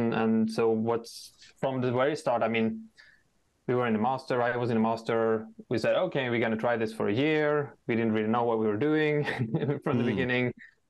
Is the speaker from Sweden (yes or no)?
yes; Sweden; moved away as an adult; now in Ukraine; I would introduce myself as Swedish. However, I would quickly tell that I've been living most of my last 11 years in Ukraine.